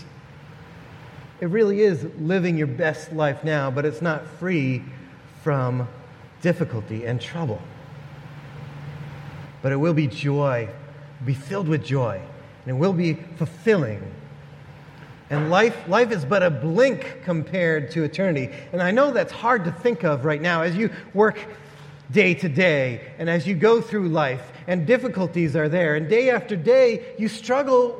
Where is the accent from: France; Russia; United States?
United States; as American Christians